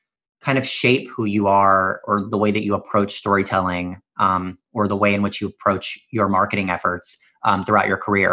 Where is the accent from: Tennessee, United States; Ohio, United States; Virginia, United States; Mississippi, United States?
Mississippi, United States; now in New York City, United States; I come from Mississippi